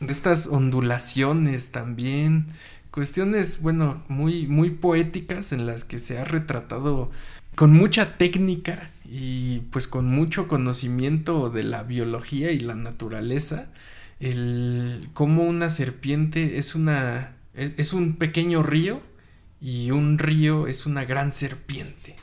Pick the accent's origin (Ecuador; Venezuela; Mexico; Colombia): Mexico; Toluca, State of Mexico; moved away; allá en Toluca, mi tierra natal